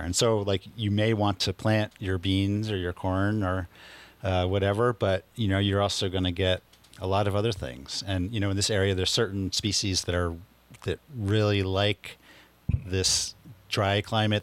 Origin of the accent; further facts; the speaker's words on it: Philadelphia, Pennsylvania, United States; moved away as an adult; now in Taos, United States; I'm originally from Philadelphia, and, um, I've been here in Taos, New Mexico for the last twenty three years